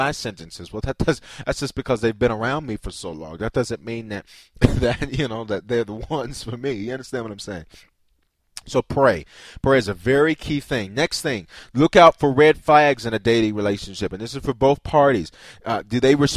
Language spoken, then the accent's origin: English; the South, United States; I grew up in the South